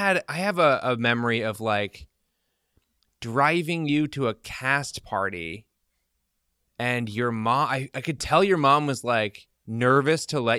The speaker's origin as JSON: {"language": "English", "region": "Illinois", "country": "United States", "tie": "born there", "said": "I was born in Illinois."}